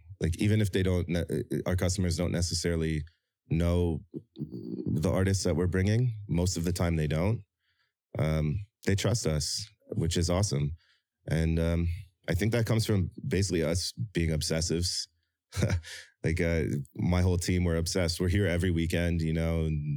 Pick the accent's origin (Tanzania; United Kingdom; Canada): Canada; Toronto, Ontario; moved away as an adult; now in South Korea; my experiences growing up in Toronto